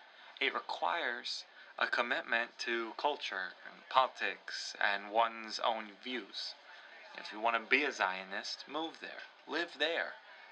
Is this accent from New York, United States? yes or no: yes; New York City, New York, United States; moved away as an adult; also born or lived in Central Asia / France; I was born in Central Asia, and then I grew up in New York City. I moved to France in my early 20s